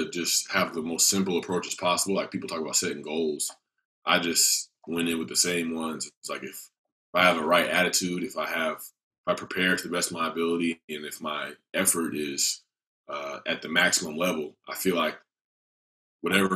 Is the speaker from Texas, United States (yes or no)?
no; Atlanta, Georgia, United States; Atlanta, which was my hometown.